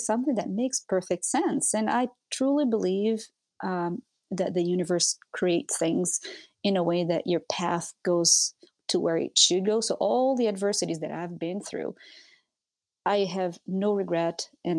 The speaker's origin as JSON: {"language": "English", "country": "Brazil", "tie": "born or raised there", "also_born_or_lived": "Europe / Minnesota", "moved": "as an adult", "lives_now": "United States", "said": "I'm a Brazilian. I grew up in Brazil. I moved to the US when I was 29 years old"}